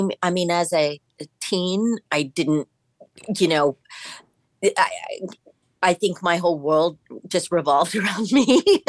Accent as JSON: {"language": "English", "town": "Manhattan Beach", "region": "California", "country": "United States", "tie": "born or raised there", "said": "I grew up in Manhattan Beach. And when I grew up there, I mean, I literally grew up in a … song. It was, you know, the 60s and 70s. And it was a smaller town"}